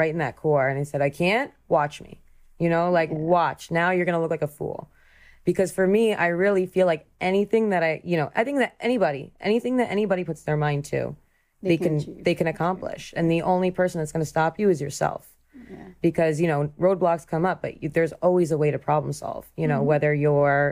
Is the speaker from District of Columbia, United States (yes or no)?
no; New Jersey, United States; I grew up in New Jersey, but like the really rural part, like up in the woods